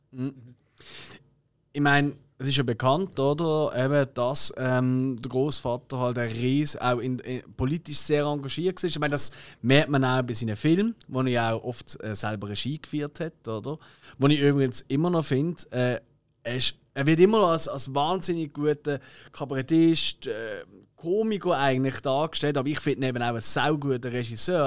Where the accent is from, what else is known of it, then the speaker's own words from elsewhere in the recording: Basel, Basel-Stadt, Switzerland; für mich als Basel